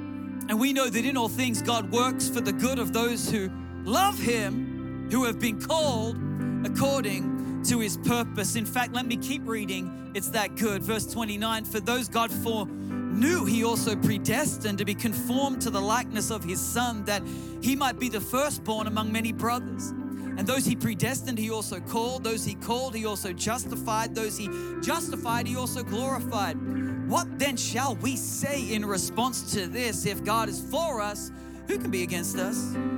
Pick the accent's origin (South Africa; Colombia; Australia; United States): Australia; Newcastle, New South Wales; Now I in my hometown of Newcastle, Australia, I didn't even know where Oakland was, let alone the Raiders.